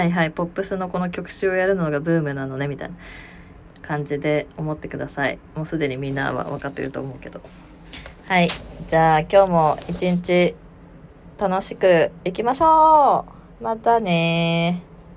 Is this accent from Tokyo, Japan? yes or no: no; Aichi, Japan; うちの地元の愛知